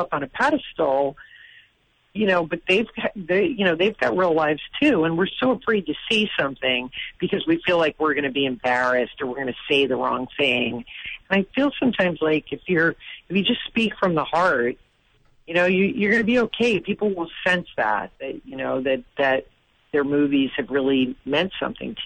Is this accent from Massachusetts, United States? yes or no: yes; Massachusetts, United States; I'm from Massachusetts